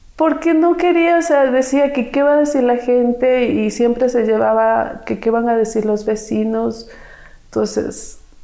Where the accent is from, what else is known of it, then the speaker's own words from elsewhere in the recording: Quito, Pichincha, Ecuador; Soy nacida aquí en Quito. Mi madre me tuvo soltera pero al año de que me tuvo, ella se casó. Así es que tuve un padrastro y me crié con cuatro hermanos más.